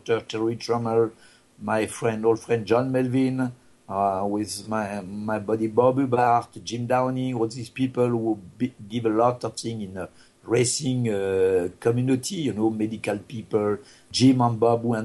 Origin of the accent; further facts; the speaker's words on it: France; English is a second language; moved away; I am not American, I'm just a French guy